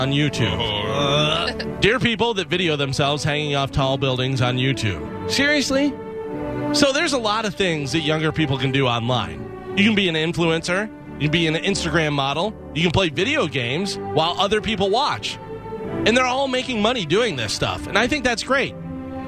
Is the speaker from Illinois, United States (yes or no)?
yes; Illinois, United States; my friends growing up in Illinois